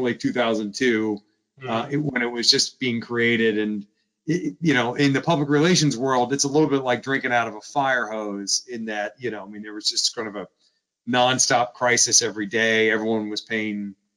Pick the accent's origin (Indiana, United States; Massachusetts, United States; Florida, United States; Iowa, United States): Florida, United States; Stuart; moved away as an adult; also born or lived in Atlanta, Georgia; now in Washington, D.C., United States; I grew up in South Florida, like nothing is older than 1952.